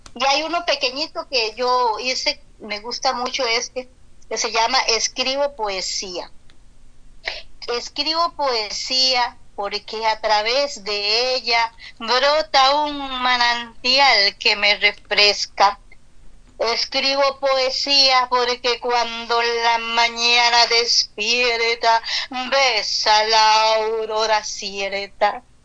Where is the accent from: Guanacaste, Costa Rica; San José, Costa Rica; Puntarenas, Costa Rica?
Puntarenas, Costa Rica; Esparza; Soy de Esparza, nací en Esparza, Puntarenas, país de Costa Rica